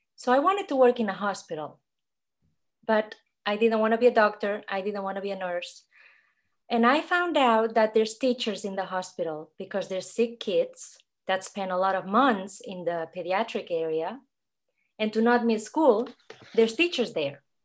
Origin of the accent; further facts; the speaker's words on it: Catalonia, Spain; English is a second language; moved away as an adult; now in Atlanta, United States; I'm from Spain. I came to America when I was twenty-two to have an adventure.